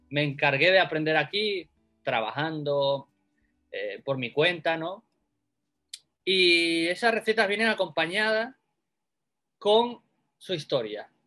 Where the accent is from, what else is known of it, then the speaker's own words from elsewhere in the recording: Spain; now in Tokyo, Japan; Pues nada, yo eh, soy un español que vive aquí en Tokio. Llegué hace tres años a Japón